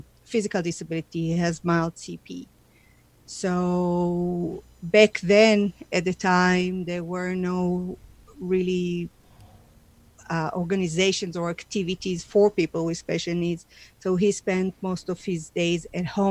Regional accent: Israel; moved away as an adult; now in Calgary, Canada; I was born in Israel, and I'm the youngest of three children

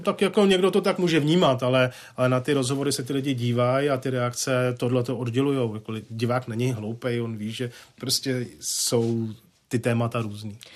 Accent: Czechia; jsem vlastenec, mám rád, jsem demokrat, jsem Čech

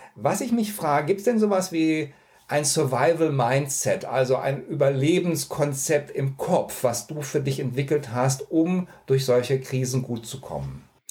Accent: near Cologne, North Rhine-Westphalia, Germany; Ich bin in der Nähe von Köln aufgewachsen

